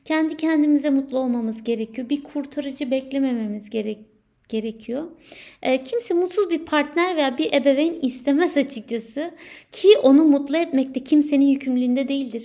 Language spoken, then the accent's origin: Turkish; Turkey; moved away as an adult; Ülkemden, ailemden, sevdiklerimden ayrı olan ilk doğum günüm